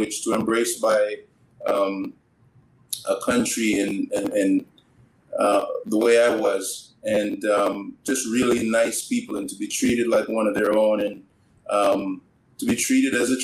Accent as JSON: {"language": "English", "country": "Canada", "tie": "born or raised there", "also_born_or_lived": "Jamaica", "said": "I was born in Jamaica, raised in Canada"}